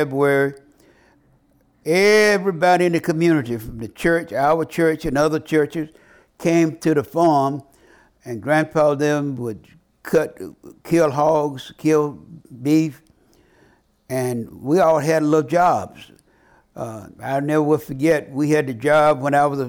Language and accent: English; Marion, Louisiana, United States; born or raised there